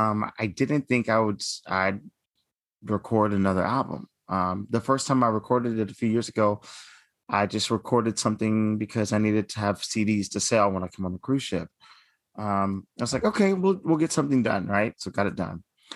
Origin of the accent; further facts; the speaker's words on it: Dallas, Texas, United States; I'm from Dallas, Texas.